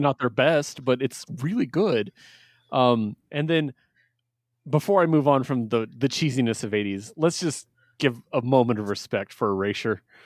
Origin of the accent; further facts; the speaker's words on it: West Coast, United States; I'm from the West Coast